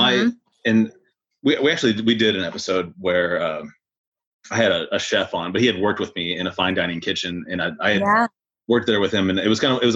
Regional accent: Tucson, Arizona, United States; moved away; I'm originally from Tucson, Arizona.

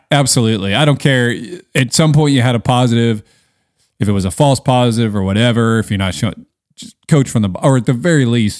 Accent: Seattle, Washington, United States; I mean, growing up in Seattle, you had to. That was on our driving test.

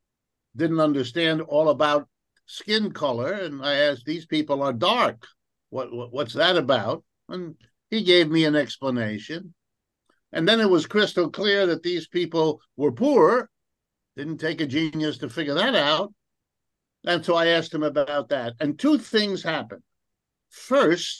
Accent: New Rochelle, New York, United States; also born or lived in Ohio; I was born in Ohio, but my family moved east and around the time I was 5 years old and settled in a suburb of New York City. And the name of that suburb is New Rochelle, New York

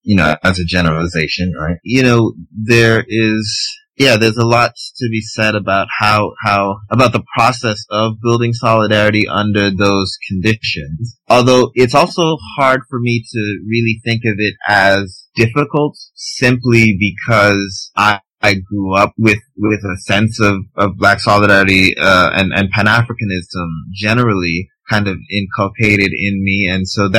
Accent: Canada; people don't know we're Canadian because, you know, we don't sound foreign enough

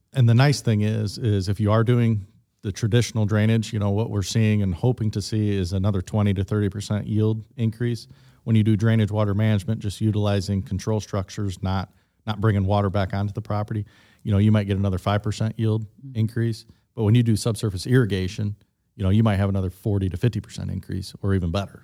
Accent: Midwest, United States; I am from the Midwest

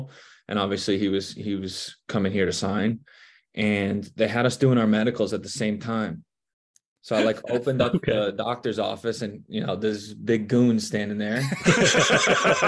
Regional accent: New Jersey, United States; moved away as an adult; now in Cincinnati, United States; we're from Jersey

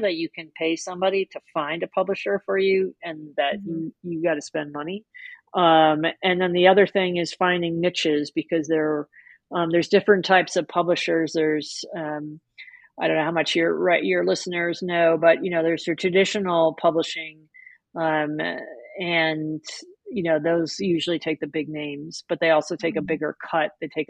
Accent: New York City, New York, United States; I grew up in New York City

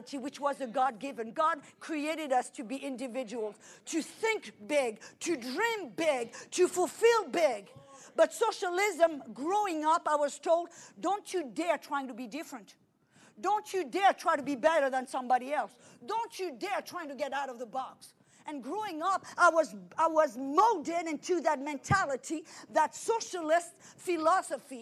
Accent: France; now in United States; I came to America. I'm French, but I'm an American

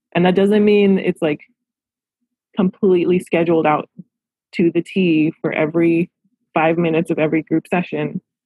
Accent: Los Angeles, California, United States; I love my hometown. I love Los Angeles

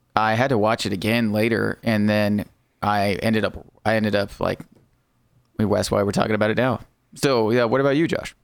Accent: United States; I am American

